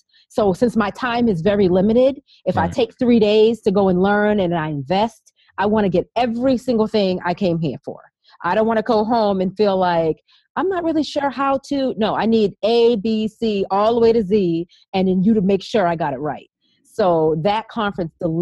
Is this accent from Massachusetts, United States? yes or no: yes; Boston, Massachusetts, United States; From Boston. I'm a Bostonian